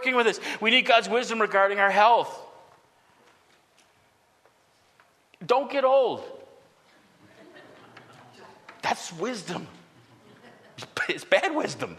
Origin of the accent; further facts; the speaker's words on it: United States; I love what it means to be an American